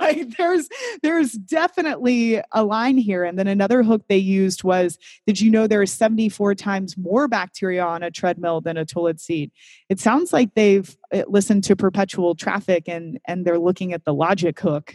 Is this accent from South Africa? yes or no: no; Kentucky, United States; now in Amsterdam, Netherlands; I grew up in Kentucky